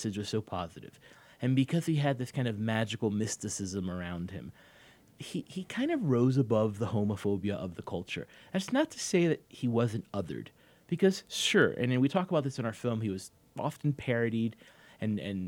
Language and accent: English; Miami, Florida, United States; I grew up in Miami, where I still live.